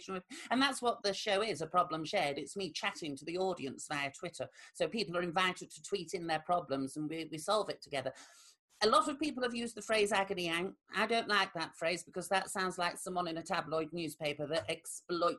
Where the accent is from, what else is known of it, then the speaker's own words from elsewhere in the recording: Rotherham, Yorkshire and the Humber, United Kingdom; my hometown of Rotherham